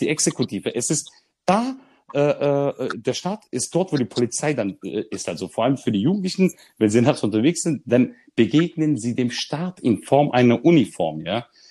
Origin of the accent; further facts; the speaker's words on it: Germany; als Deutscher mit Migrationshintergrund